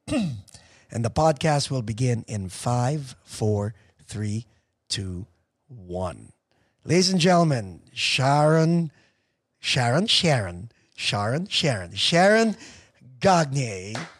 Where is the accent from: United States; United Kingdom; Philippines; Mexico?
Philippines; Cavite City, Calabarzon; I'm from Cavite City.